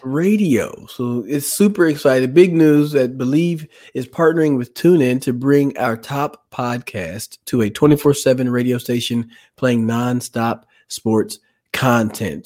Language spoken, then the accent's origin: English; Dallas, Texas, United States; growing up in Dallas